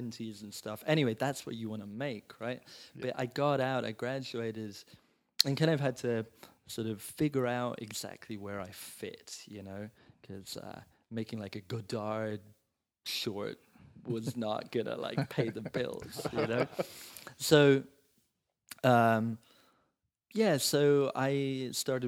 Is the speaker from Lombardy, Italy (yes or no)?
no; Rome, Lazio, Italy; moved away as an adult; also born or lived in England; now in Los Angeles, United States; I was born and raised in Rome